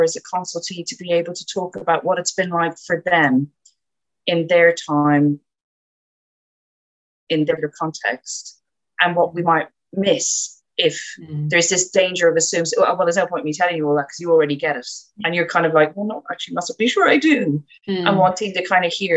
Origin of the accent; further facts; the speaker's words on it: Ireland; moved away; I'm Irish